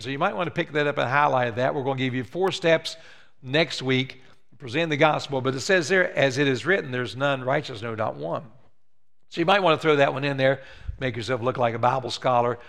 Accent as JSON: {"language": "English", "region": "West Virginia", "country": "United States", "moved": "yes", "said": "I'm from West Virginia"}